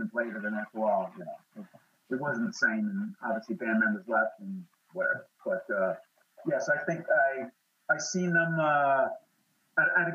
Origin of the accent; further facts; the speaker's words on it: New York, United States; I'm from New York